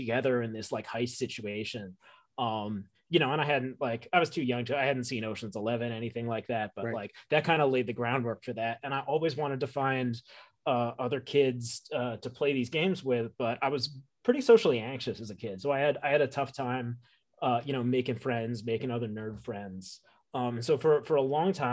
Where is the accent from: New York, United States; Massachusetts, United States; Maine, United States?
New York, United States; I grew up in New York. I grew up in the greater New York